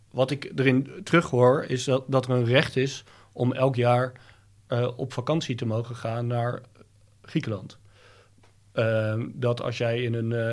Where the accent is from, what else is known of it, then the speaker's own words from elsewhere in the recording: Thailand; born there; Nou, ik ben, ik ben in Thailand geboren.